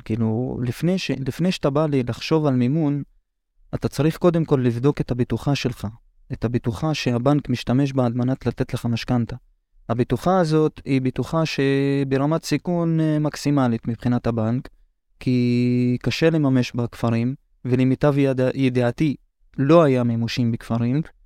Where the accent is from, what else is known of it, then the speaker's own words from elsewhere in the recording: Hurfeish, Northern District, Israel; אני מכפר חורפיש בצפון